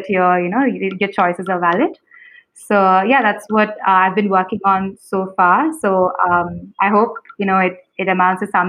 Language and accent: English; Kerala, India; I'm also from Kerala